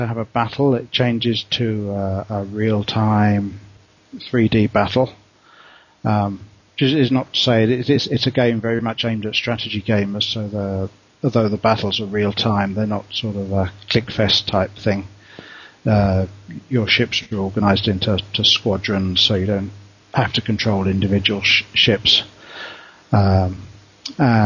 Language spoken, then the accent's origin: English; England, United Kingdom; also born or lived in Australia; now in Bangkok, Thailand; I'm English